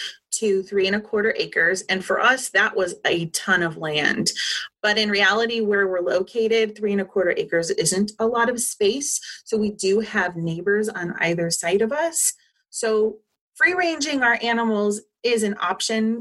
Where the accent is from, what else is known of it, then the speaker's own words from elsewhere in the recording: Southern California, United States; moved away as an adult; now in Ohio, United States; I was born and raised in Southern California and lived in a big city of 300,000 people until 6 years ago